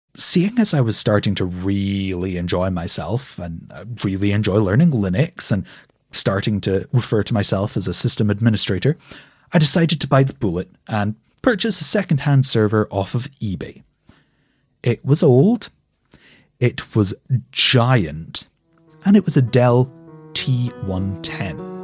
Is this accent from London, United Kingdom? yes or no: no; Scotland, United Kingdom; I'm Scottish